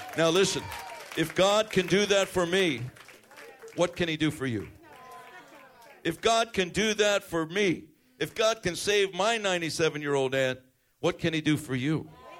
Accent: Chicago, Illinois, United States; I'm from Chicago, man, South Side. Same place where our president was raised. Same, almost the same area.

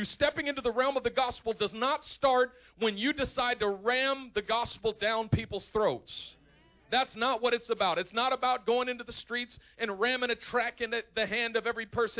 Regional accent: Oakland, California, United States; I'm from East Oakland

